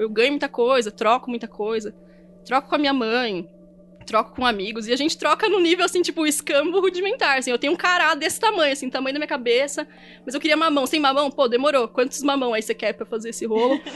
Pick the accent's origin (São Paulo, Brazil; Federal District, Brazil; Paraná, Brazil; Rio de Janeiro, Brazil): São Paulo, Brazil; Eu sou paulista e é biscoito